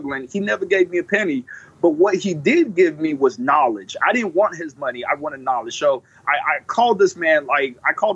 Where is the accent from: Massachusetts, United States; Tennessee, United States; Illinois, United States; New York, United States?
Illinois, United States; Illinois is my home state